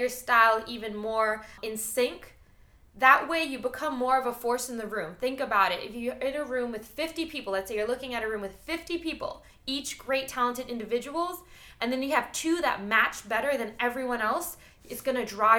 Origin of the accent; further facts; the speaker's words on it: New York, United States; moved away; I'm from New York